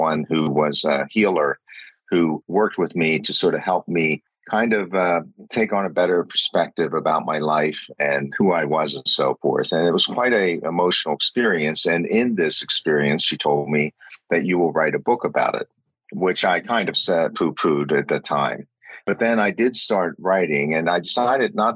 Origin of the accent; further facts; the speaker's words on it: Pennsylvania, United States; also born or lived in New York; I grew up in the States, in Pennsylvania